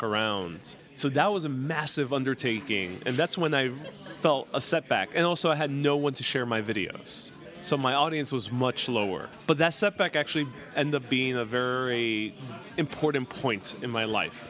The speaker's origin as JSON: {"language": "English", "town": "New York City", "region": "New York", "country": "United States", "tie": "born or raised there", "said": "New York City, my hometown"}